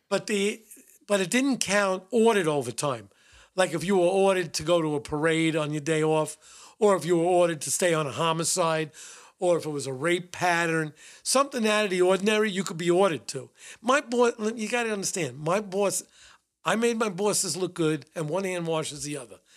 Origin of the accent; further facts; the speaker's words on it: New York City, New York, United States; I grew up in the Bronx. I was raised in the Bronx. Went to school in the Bronx